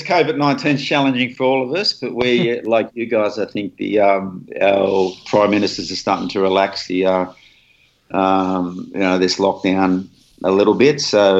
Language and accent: English; Australia; You know, being Aussie and New Zealand is the same, because we abbreviate everybody's name.